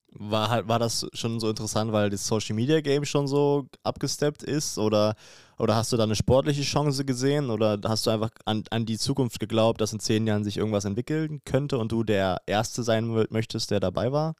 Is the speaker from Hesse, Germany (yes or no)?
no; Spreewald, Brandenburg, Germany; Ich komme ja hier aus Region äh, Spreewald